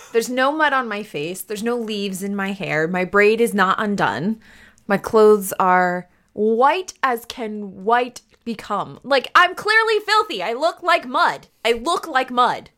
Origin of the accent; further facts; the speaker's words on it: United States; I'm American